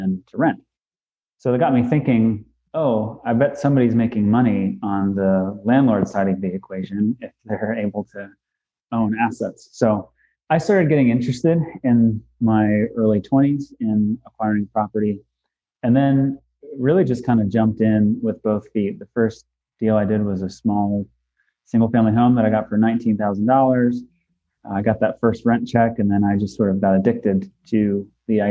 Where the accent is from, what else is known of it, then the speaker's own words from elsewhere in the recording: Western Pennsylvania, United States; I'm born and raised in Western Pennsylvania